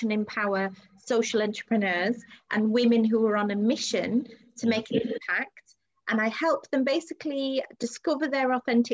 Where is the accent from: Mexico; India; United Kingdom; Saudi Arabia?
Saudi Arabia; moved away; I grew up in Saudi Arabia